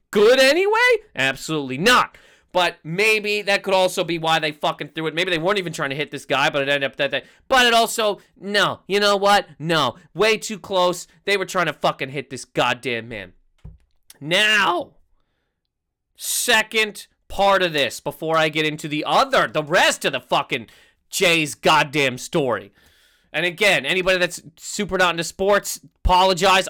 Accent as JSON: {"language": "English", "country": "Canada", "said": "I'm Canadian"}